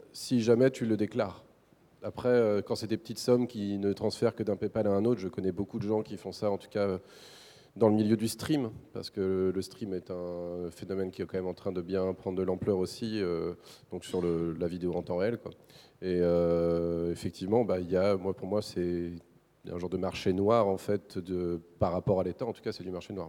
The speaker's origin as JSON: {"language": "French", "town": "Ploubalay", "region": "Brittany", "country": "France", "tie": "born or raised there", "said": "je suis né dans un petit village qui s'appelle Ploubalais en 1982. Euh, c'est en Bretagne"}